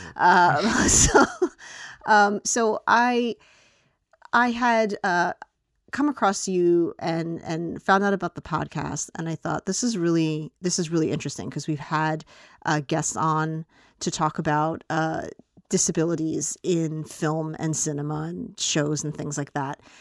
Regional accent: United States; as an American viewer

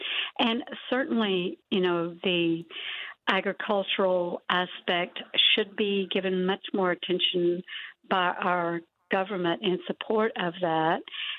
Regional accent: East Texas, United States; I'm Cherokee from East Texas, so I feel very close

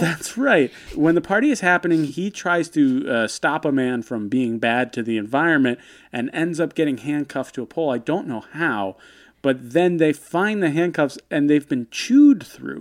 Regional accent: United States; growing up in America in the nineties

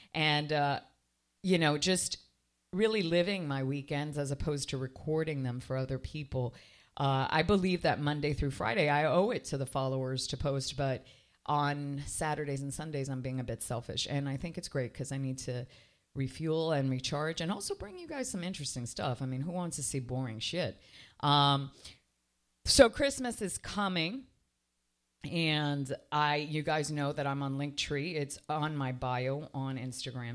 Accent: Canada; now in Miami, United States; I was raised in Canada

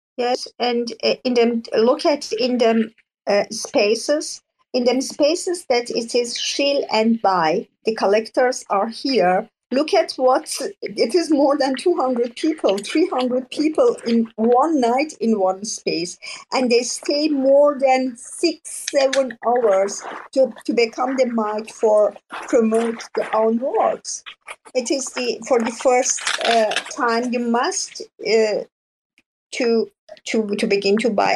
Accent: Iran; English is a second language; now in Germany

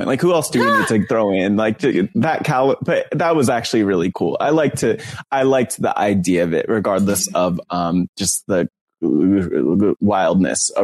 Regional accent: New Jersey, United States; I'm from North Jersey

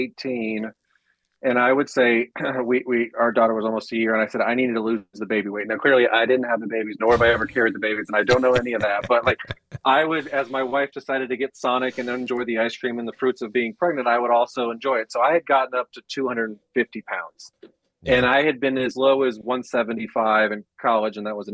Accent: Panama City, Florida, United States; also born or lived in Mississippi / Nebraska / Alaska / Louisiana; now in Charlotte, United States; So I was born in Mississippi. We moved to Nebraska, Alaska, Louisiana, New Mexico, and then Florida. And I did high school in Panama City, Florida, college in Tallahassee.

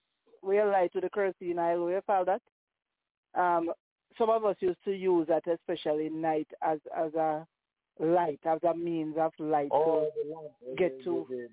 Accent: Jamaica; now in Canada; growing up in Jamaica

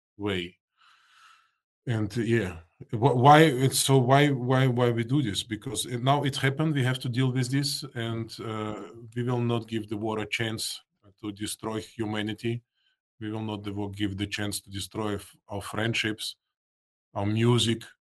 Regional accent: Russia; English is a second language; now in Austria; I was born in Soviet Union, Russia. I have still my parents in Moscow

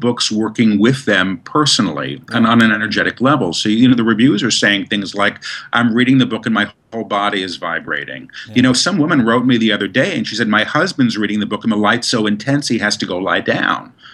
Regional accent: New York City, New York, United States; I grew up in New York. We didn't do that in Manhattan.

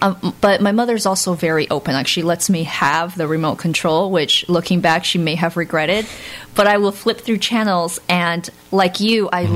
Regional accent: United States; also born or lived in Florida; I was born and raised in America.

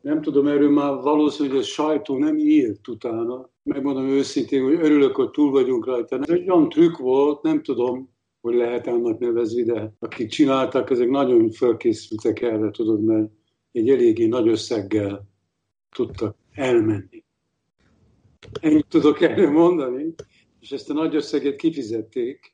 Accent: Salgótarján, Nógrád, Hungary; moved away as an adult; now in Berlin, Germany; az én Salgóteremből jövök

